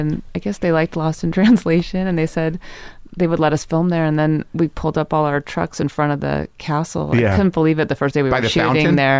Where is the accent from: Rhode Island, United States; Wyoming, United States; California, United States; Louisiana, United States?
California, United States; Rutherford; moved away as an adult; also born or lived in Los Angeles; I grew up in Napa Valley.